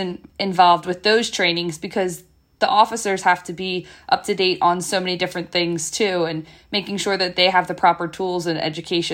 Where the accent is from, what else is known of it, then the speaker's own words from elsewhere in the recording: Bucks County, Pennsylvania, United States; I grew up in Bucks County my whole life